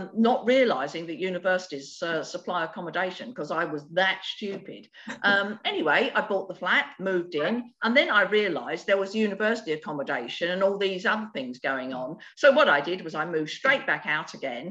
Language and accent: English; London, United Kingdom; now in Sussex, United Kingdom; I was born in the East End of London with absolutely no money and no support and nothing, with a toilet that was down the end of a concrete yard.